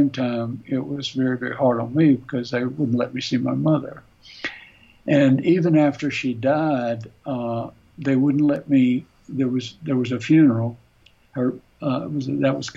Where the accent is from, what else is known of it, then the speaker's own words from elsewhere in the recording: the South, United States; moved away; I grew up on the Tennessee River